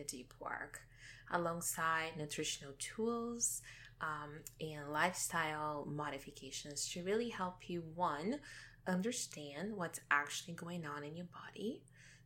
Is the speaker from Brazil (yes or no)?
yes; Brazil; moved away; I come from Brazil, a country that places a lot of emphasis on physical appearance.